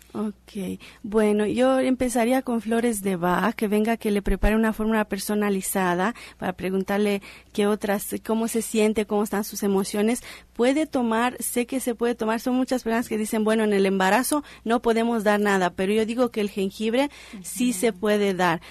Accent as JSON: {"language": "Spanish", "country": "Romania", "tie": "born or raised there", "moved": "yes", "lives_now": "Mexico", "said": "mi país de nacimiento que es Rumania"}